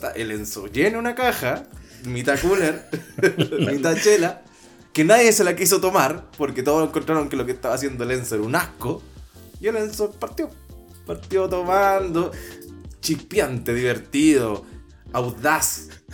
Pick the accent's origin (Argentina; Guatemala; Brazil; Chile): Chile; Maipú, Santiago Metropolitan Region; yo soy de Maipú, entonces y casi todo era campo